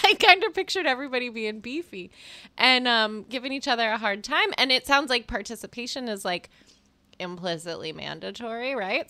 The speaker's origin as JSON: {"language": "English", "region": "Massachusetts", "country": "United States", "moved": "yes", "said": "I have friends where I'm from, too, which is Massachusetts."}